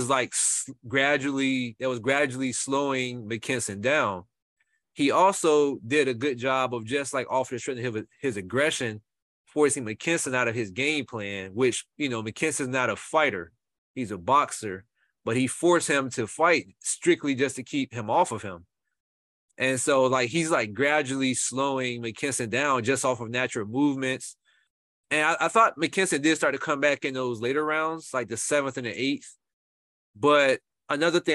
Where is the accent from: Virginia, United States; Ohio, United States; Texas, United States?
Virginia, United States; Portsmouth; I'm from the Portsmouth in VA